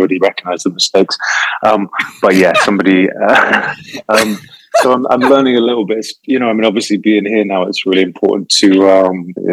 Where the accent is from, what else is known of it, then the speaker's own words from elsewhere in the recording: England, United Kingdom; England, for people who haven't recognized the accent, I'm from the UK